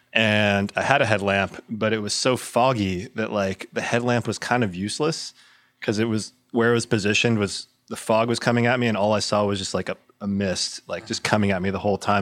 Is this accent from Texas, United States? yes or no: yes; Corpus Christi, Texas, United States; now in Austin, United States; I've lived in Austin for 20 years. This is home, but I'm from Corpus Christi originally, uh, down by the coast